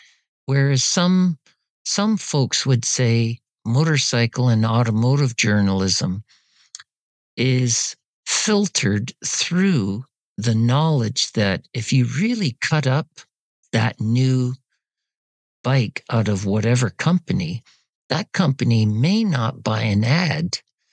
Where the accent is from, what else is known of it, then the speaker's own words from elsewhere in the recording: Canada; And as a Canadian, it was expensive.